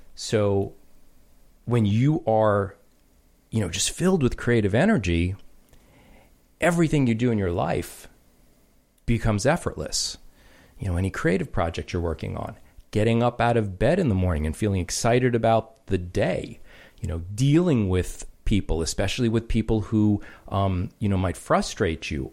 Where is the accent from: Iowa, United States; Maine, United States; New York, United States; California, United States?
New York, United States; I grew up in New York